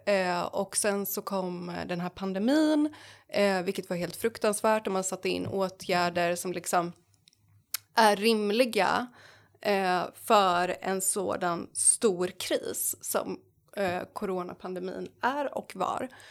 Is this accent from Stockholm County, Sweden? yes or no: no; Jönköping, Jönköping County, Sweden; jag är från Jönköping